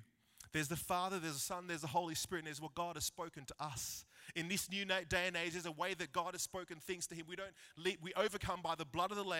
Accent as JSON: {"language": "English", "town": "Wagga Wagga", "region": "New South Wales", "country": "Australia", "tie": "born or raised there", "said": "So growing up in Wagga, we were blessed to have this three-story house."}